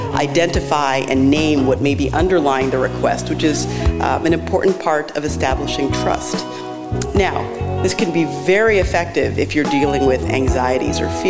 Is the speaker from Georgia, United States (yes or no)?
no; New York City, New York, United States; I'm from New York City